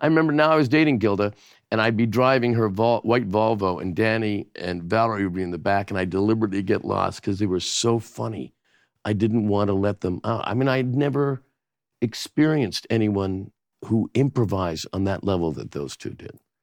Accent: Canada; moved away; as a Canadian

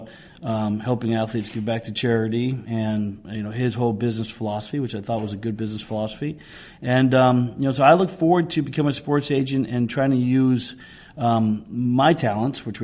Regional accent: Ireland; As an Irishman

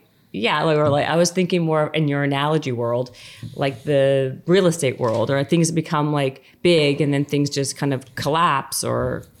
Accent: Canada; I'm Canadian

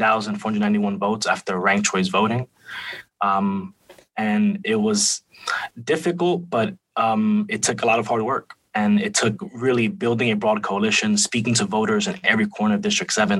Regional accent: New York City, New York, United States; also born or lived in Manhattan Valley, New York City; I was born and raised in Washington Heights

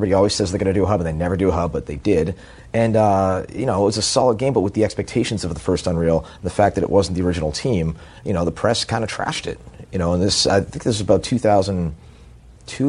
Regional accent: Boston, Massachusetts, United States; moved away; also born or lived in Southern California; I'm from Boston, and I was used to living in Southern California

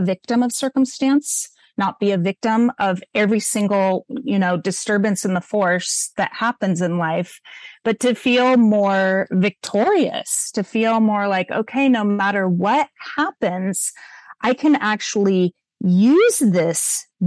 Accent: Montecito, California, United States; I'm a white girl growing up in Montecito

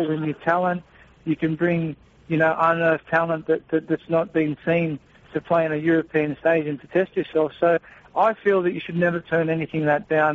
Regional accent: Australia; as an athlete and as an Australian socceroo

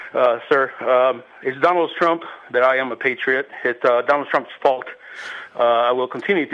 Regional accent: Guadalajara, Jalisco, Mexico; also born or lived in California; now in Sonora, California, United States; I was born in Guadalajara, Jalisco. I am an American born in Mexico.

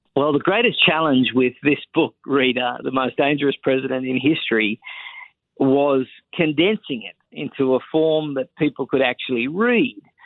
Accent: Australia; accent: Australian; moved away as an adult; also born or lived in Sydney; now in United States; I spent the first 32 years of my life living in Australia, born there, went to school there, raised there, the whole lot

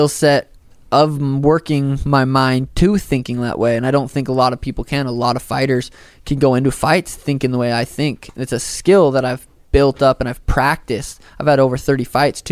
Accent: Helena, Montana, United States; moved away as an adult; now in Phoenix, United States; I'm from Helena. There's not a mall there. Like, growing up, there wasn't a fucking mall to go

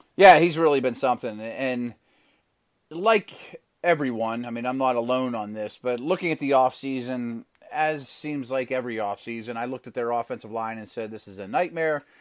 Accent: Pittsburgh, Pennsylvania, United States; I grew up in Pittsburgh

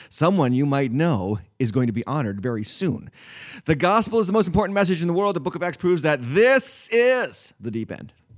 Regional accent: New England, United States; I was raised in the north. I was raised in New England. I've been in New England in my whole life.

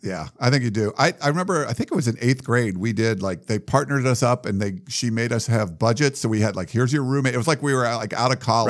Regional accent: Milford, Massachusetts, United States; moved away as an adult; also born or lived in Western Pennsylvania; I lived in Massachusetts when I was from eleven years old till eighteen till I moved for college. So, um, I grew up in Milford, Massachusetts, but we moved from Pennsylvania, Western Pennsylvania

